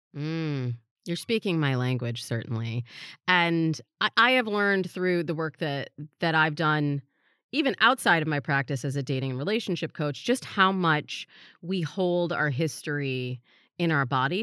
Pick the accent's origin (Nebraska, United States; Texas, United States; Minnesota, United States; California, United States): California, United States; Los Angeles; also born or lived in East Lansing, Michigan; my hometown of Los Angeles